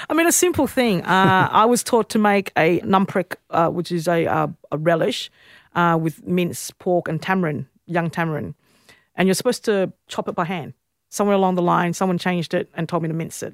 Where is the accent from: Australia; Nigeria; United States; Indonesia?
Australia; I grew up in West End